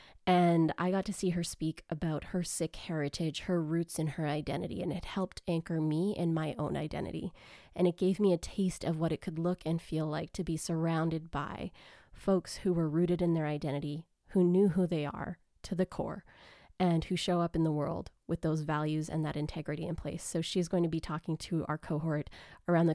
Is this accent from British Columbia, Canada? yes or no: no; Grande Prairie, Alberta, Canada; growing up in Grand Prairie, Alberta